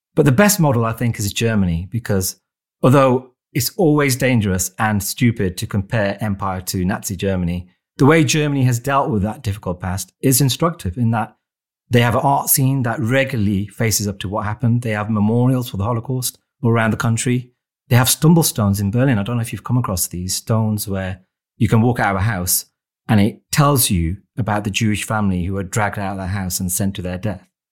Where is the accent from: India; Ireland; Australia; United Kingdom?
United Kingdom; Wolverhampton, West Midlands; my hometown of Wolverhampton